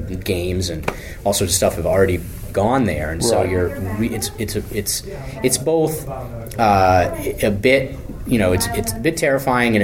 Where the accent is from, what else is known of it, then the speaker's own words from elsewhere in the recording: Maine, United States; I grew up in Maine